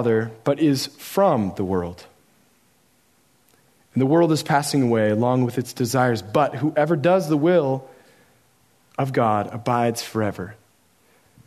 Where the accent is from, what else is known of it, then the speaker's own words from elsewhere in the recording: Oregon, United States; I grew up in Oregon